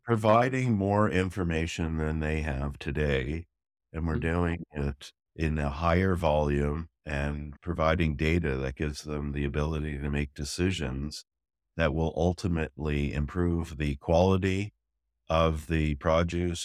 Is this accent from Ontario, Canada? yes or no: yes; Toronto, Ontario, Canada; moved away as an adult; also born or lived in Newfoundland / Netherlands; now in Israel; I'm from Toronto for most of mm-hmm. my life, mm-hmm. originally mm-hmm. from an island off the East Coast called Newfoundland